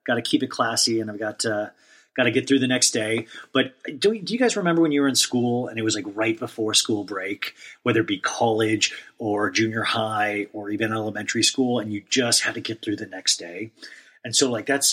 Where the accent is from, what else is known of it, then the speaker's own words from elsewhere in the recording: Olathe, Kansas, United States; I grew up in Olathe, Kansas, a small town in Kansas